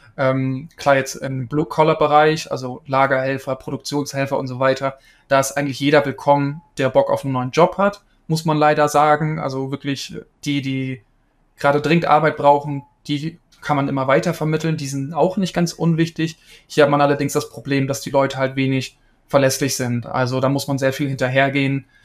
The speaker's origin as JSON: {"language": "German", "area": "East Frisia", "region": "Lower Saxony", "country": "Germany", "said": "ich komme ursprünglich aus Ostfriesland"}